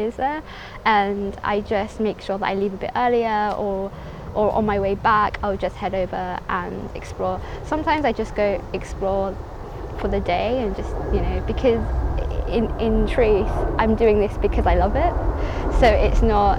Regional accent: London, United Kingdom; born or raised there; also born or lived in Somaliland

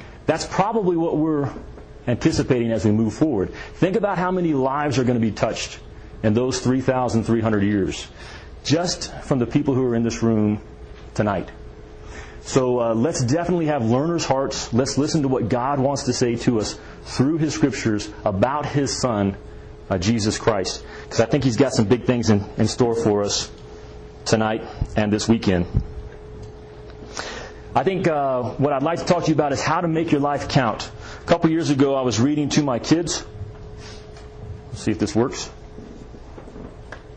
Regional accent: Kentucky, United States; I'm from Kentucky

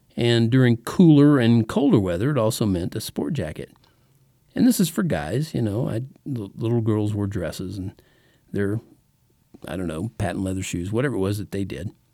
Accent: Texas, United States; also born or lived in El Paso, Texas / Oklahoma; from about the third grade to the twelfth in Texas, that's where we lived

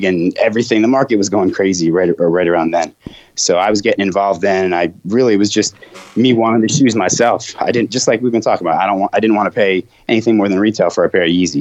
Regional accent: Blacksburg, Virginia, United States; also born or lived in New York; I grew up in Blacksburg after New York

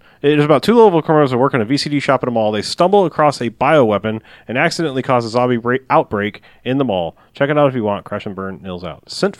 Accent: Dallas, Texas, United States; It's a Transformer. I'm from Dallas.

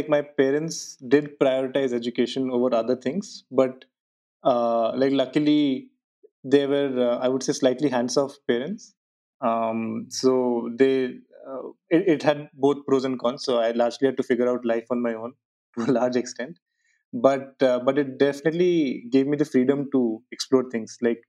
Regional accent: South India, India; southern part of India. And the decision point for me at that point of time was to go as far away from my hometown as possible.

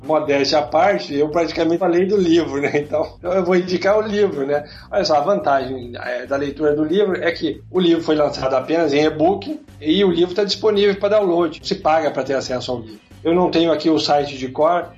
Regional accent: Brazil; como brasileiros

